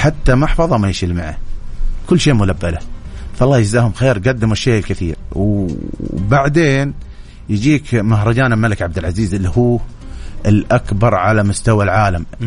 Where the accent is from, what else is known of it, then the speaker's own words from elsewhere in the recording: Saudi Arabia; عندنا في السعوديه